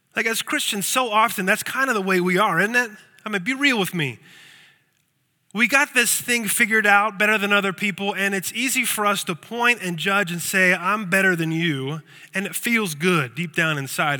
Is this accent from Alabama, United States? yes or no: no; Lancaster, Pennsylvania, United States; I grew up in Lancaster, Pennsylvania